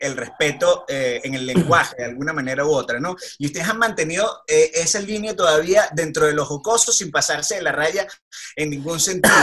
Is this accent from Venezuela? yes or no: yes; Venezuela; como venezolano